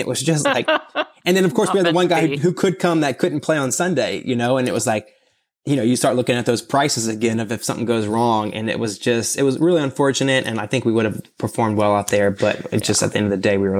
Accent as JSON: {"language": "English", "region": "Louisiana", "country": "United States", "said": "Yeah, I'm from Louisiana, so it was pretty cool in my opinion."}